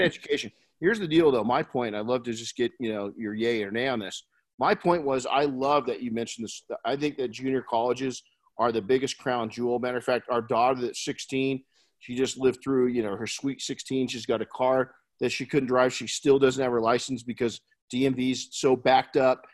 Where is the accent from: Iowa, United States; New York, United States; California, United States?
California, United States; Colton; I grew up in Colton